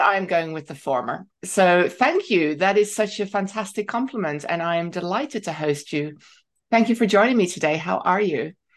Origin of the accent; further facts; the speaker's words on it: Netherlands; moved away; I'd studied growing up in Holland.